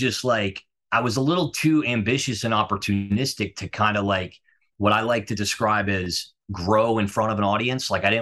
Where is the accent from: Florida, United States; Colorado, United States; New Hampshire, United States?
Florida, United States; Fort Lauderdale; moved away; also born or lived in New York City; I grew up in Fort Lauderdale.